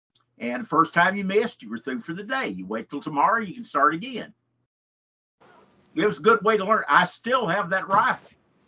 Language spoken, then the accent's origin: English; Henderson, Texas, United States; Well, I grew up in Henderson in East Texas. And, of course, went, you know, all the way through high school there.